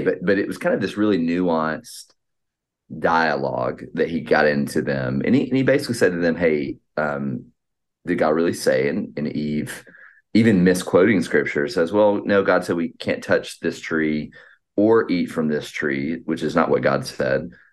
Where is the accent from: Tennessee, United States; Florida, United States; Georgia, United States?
Georgia, United States; Atlanta; now in Boston, United States; I'm from the Atlant, Atlanta, Georgia area